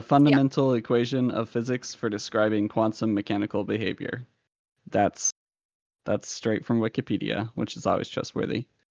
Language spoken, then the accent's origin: English; Salem, Virginia, United States; It's the city of Salem.